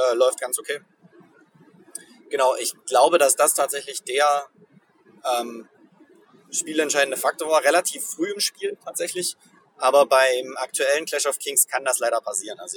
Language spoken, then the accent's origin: German; East Germany, Germany; wir haben den Tag der deutschen Einheit richtig gut gefeiert, indem wir als Ostdeutsche in den Westen gefahren sind